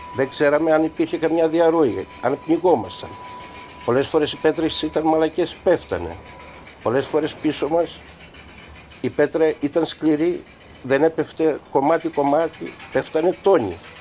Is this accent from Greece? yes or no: yes; Palaiopoli, East Macedonia and Thrace, Greece; moved away as an adult; also born or lived in Belgium; τα παιδικά χρόνια μαζί με τους φίλους μου εδώ στην Παλιάπολη